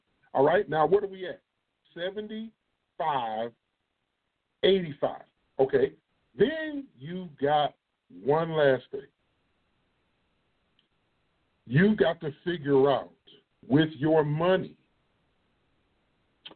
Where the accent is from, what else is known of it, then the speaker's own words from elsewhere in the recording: East Moline, Illinois, United States; East Mo is where I'm from. I'm from East Moline, Illinois